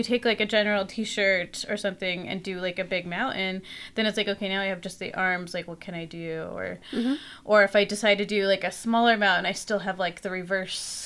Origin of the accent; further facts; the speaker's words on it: Logan, Utah, United States; also born or lived in El Salvador; now in Salt Lake City, United States; growing up in Logan, Utah, I was also really close to the mountains